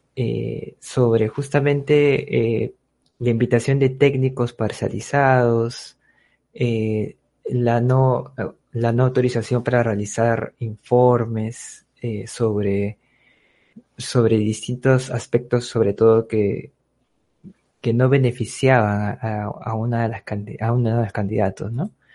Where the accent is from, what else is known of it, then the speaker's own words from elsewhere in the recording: Peru; somos todos los peruanos